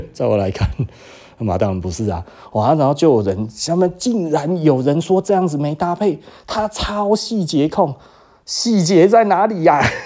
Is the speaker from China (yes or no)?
no; Taiwan; 我们台湾这一边